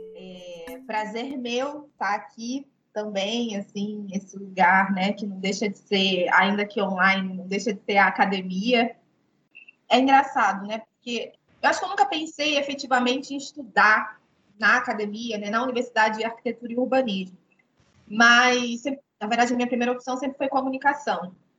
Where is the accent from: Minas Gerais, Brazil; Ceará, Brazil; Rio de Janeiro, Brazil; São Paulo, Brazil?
Rio de Janeiro, Brazil; moved away as an adult; also born or lived in Nova Iguaçu, Rio de Janeiro; now in Angola; Eu sou, sou carioca, né? Sou do Rio de Janeiro, mas eu nasci em Nova Iguaçu, na Baixada Fluminense.